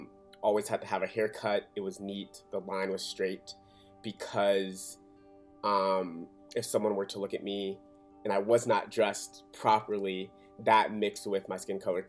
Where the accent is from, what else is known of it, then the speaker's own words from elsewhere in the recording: Atlanta, Georgia, United States; also born or lived in Birmingham, Alabama; I was born in Birmingham, Alabama, and I moved to Atlanta, Georgia when I was 3 years old, and that is where I was raised